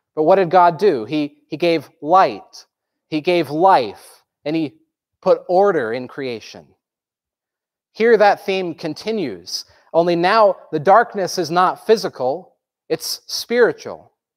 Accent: Groton, Vermont, United States; I grew up in Groton, Vermont, which is in the southern tip

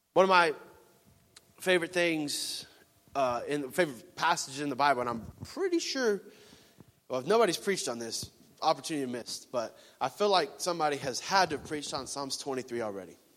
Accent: Florida, United States; moved away; I'm from Florida

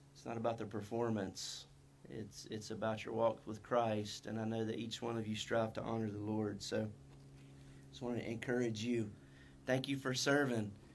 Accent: North Carolina, United States; accent: North Carolina; My North Carolina accent

